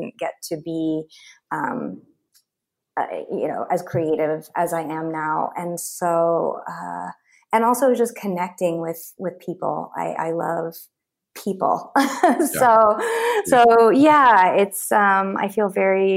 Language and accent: English; Oklahoma, United States; I grew up in Oklahoma where people are pretty like down homie